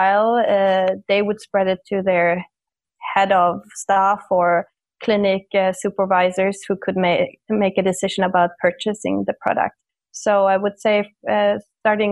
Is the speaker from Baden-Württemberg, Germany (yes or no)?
no; Munich, Bavaria, Germany; now in Stockholm, Sweden; I'm originally from Munich, Germany